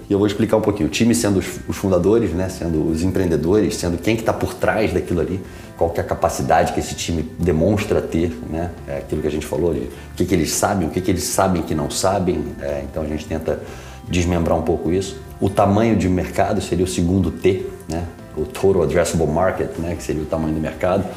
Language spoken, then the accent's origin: Portuguese; Rio de Janeiro, Brazil; moved away as an adult; also born or lived in São Paulo; now in United States; sou carioca, nascido em São Paulo